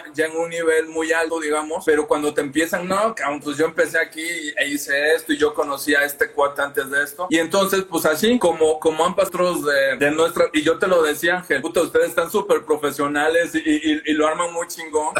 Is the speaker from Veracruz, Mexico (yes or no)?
yes; Veracruz, Mexico; moved away as an adult; now in Mexico City, Mexico; ambos somos de Veracruz